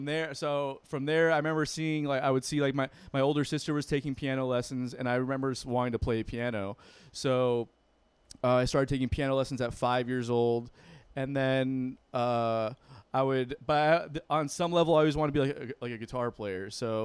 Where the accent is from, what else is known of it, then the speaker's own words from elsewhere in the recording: Broward County, Florida, United States; I did not really grow up in Miami. I grew up in Broward, right?